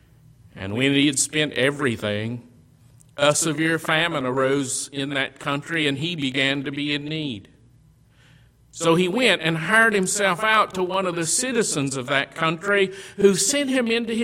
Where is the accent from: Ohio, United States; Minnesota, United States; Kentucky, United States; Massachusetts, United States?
Kentucky, United States; Western; Where I grew up in Western Kentucky, there were some large hog farmers